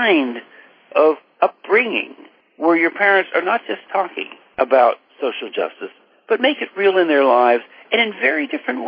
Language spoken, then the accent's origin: English; State College, Pennsylvania, United States; I was raised in State College, Pennsylvania, the home of Penn State